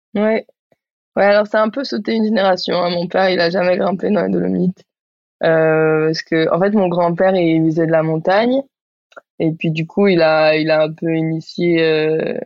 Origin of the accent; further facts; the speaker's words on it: Barcelona, Catalonia, Spain; now in Marseille, France; j'ai grandi à Barcelone, j'habite à Marseille